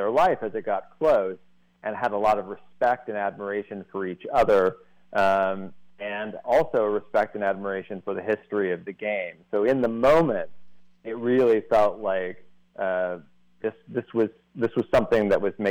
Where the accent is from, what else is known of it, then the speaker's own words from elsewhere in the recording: Edwardsville, Illinois, United States; moved away as an adult; now in Los Angeles, United States; I grew up just outside of St. Louis, Edwardsville, Illinois, just over the river